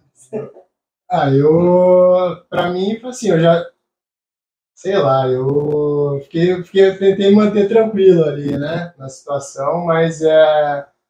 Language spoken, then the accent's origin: Portuguese; Campinas, São Paulo, Brazil; moved away; also born or lived in California; Eu sou de Campinas